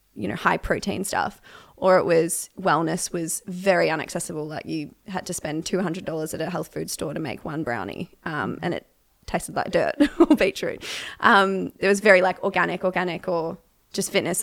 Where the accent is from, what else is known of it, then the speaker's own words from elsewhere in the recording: Melbourne, Victoria, Australia; I grew up in Melbourne, Australia